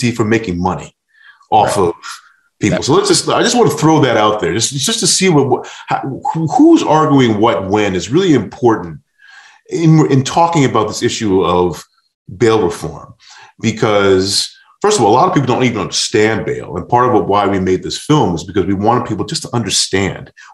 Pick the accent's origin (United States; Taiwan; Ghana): United States; New York; I grew up in New York in the 80s